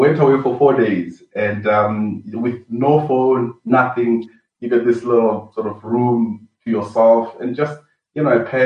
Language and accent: English; Venda, Limpopo, South Africa; moved away as an adult; also born or lived in Cape Town; I was raised up in Venda, Limpopo, in a village called Begwa